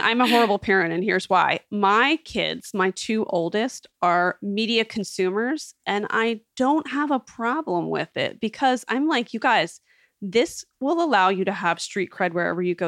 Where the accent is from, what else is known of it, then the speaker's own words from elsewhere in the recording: West Chester, Pennsylvania, United States; also born or lived in Hershey, Pennsylvania; I'm from suburban Philadelphia, a town called Westchester. I went to boarding school in Hershey, Pennsylvania